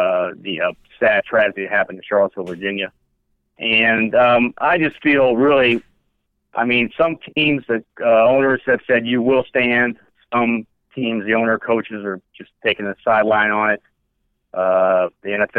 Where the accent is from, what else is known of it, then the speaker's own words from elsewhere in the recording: Japan; I was born in Japan, so I had the honor of being born the year of the rat